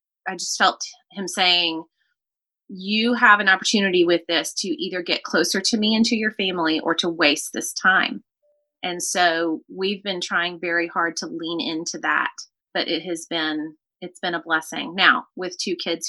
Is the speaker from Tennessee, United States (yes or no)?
yes; Nashville, Tennessee, United States; accent: Southern; moved away as an adult; now in Pensacola, United States; I grew up in Nashville, lived in the same house for the first 16 years of my life.